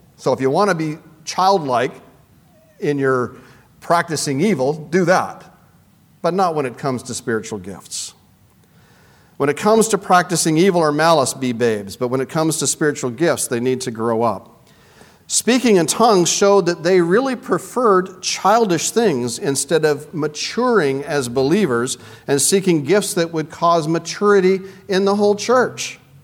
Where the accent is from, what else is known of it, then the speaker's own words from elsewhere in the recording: Canada; I'm from Canada